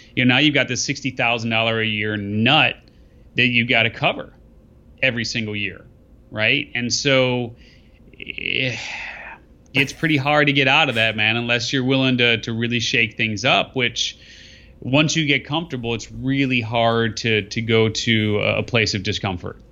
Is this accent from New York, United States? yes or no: no; Skokie, Illinois, United States; I grew up in, uh, in, in Skevenston